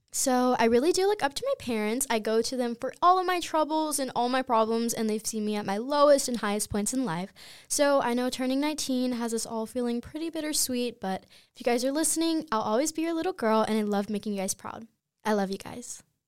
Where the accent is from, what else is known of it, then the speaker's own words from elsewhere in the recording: Clinton, North Carolina, United States; moved away; my hometown, Clinton, North Carolina